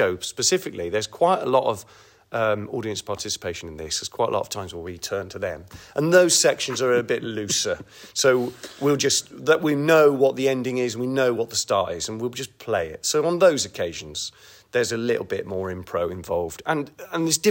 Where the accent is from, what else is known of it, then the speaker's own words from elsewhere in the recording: Kingswood, South West England, United Kingdom; accent: Bristolian; I grew up in Kingswood, Warmley